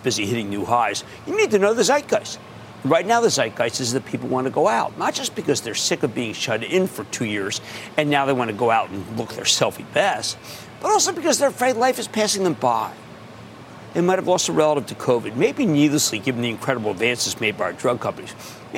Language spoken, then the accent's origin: English; Philadelphia, Pennsylvania, United States; I'm from Philly